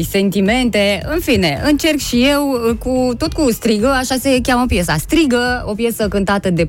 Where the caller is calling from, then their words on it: Italy; Eu sunt din Italia vă sunăm.